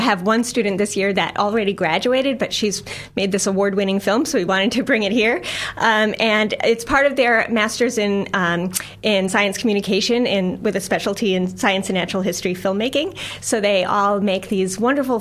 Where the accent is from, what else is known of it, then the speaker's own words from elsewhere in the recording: United States; now in New Zealand; if you can't tell from my funny little accent, I'm not a Kiwi. I'm from the U.S.